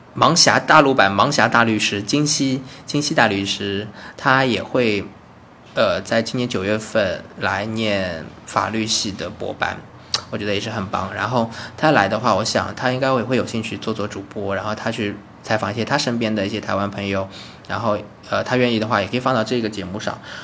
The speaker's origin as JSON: {"language": "Chinese", "country": "China", "also_born_or_lived": "Beijing", "moved": "as an adult", "lives_now": "Taiwan", "said": "我在台湾嘛，那 那，那我是大陆的人"}